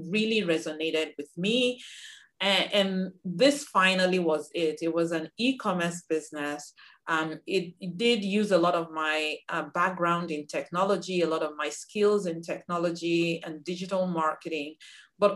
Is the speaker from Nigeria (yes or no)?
yes; Nigeria; moved away as an adult; now in United States; I'm originally from Nigeria. I came to the US in 1999 to pursue an advanced degree in engineering